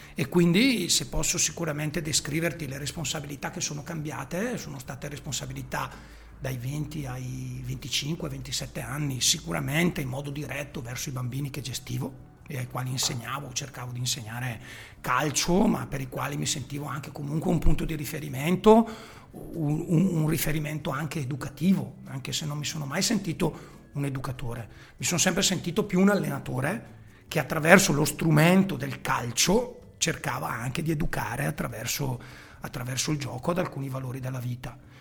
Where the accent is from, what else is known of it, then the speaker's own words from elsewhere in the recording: Chiari, Lombardy, Italy; la squadra del mio paese dove io appunto militavo